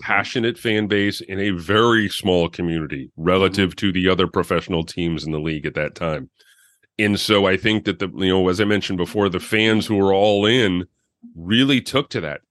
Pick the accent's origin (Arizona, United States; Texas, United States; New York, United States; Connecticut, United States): Connecticut, United States; Farmington; also born or lived in Suffield, Connecticut; Farmington, and, and then we moved to Suffield.